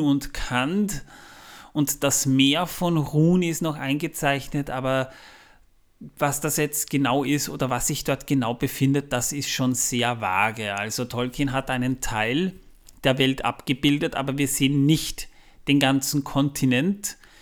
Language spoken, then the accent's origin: German; Austria; Da, wo ich herkomme, liegt noch viel mehr Schnee. Aber das ist für April nicht ganz ungewöhnlich, vor allem bei uns in Österreich nicht.